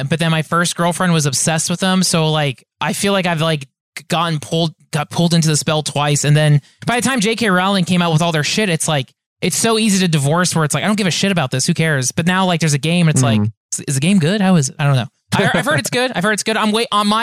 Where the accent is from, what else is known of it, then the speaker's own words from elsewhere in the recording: Orange County, California, United States; also born or lived in San Diego; Now I'm back in Orange County. So born and raised